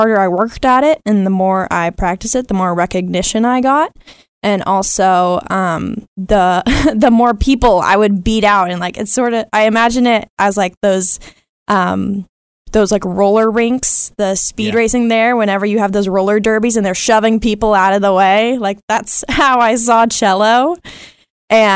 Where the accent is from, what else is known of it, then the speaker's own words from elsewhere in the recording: Dallas, Texas, United States; I'm from Dallas, Texas